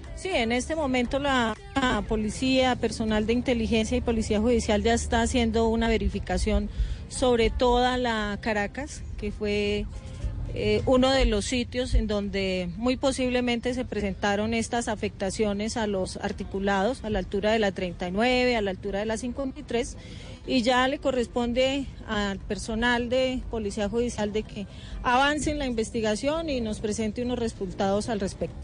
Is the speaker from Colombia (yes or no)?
yes; Bogotá, Colombia